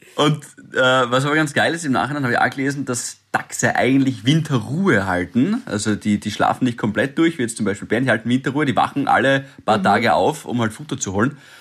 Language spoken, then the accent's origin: German; Styria, Austria; als Steirer